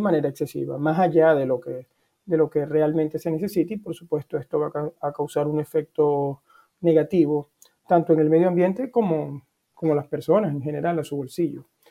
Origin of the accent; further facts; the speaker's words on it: Venezuela; now in Norway; te puedo hablar como venezolano, que vivo acá en, Noruega